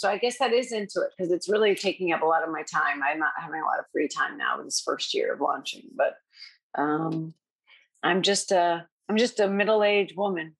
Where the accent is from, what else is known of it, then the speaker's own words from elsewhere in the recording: Iowa, United States; also born or lived in Colorado; I'm from Colorado. I spent 4 years there before moving here. And I'm originally from Iowa.